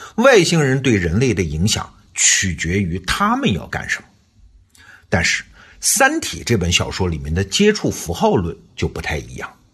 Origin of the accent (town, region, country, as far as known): China